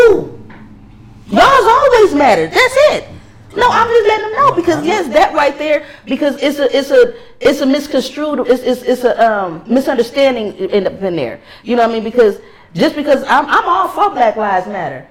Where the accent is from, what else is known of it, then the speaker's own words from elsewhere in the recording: Los Angeles, California, United States; me growing up in Los Angeles